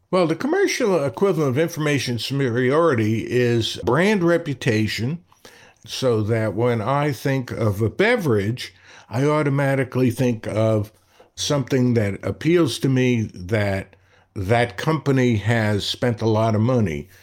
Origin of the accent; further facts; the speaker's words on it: New York City, New York, United States; When I was growing up in Brooklyn